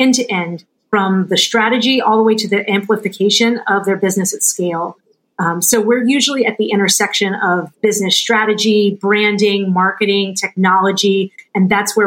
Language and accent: English; New Orleans, Louisiana, United States; moved away; I was born and raised in New Orleans in a really small, like, if you know the show Swamp People, those are my people.